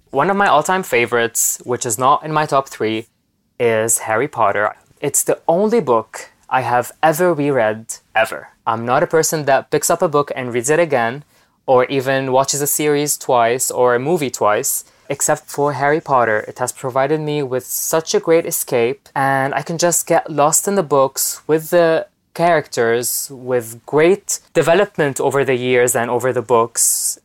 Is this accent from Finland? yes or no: no; Lebanon; I'm from Lebanon, live from Lebanon right now. I was born there and I live there